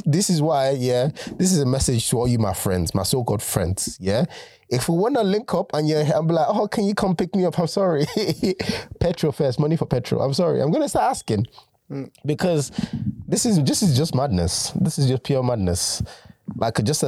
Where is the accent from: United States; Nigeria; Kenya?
Nigeria; now in United Kingdom; I claim my Nigerian nationality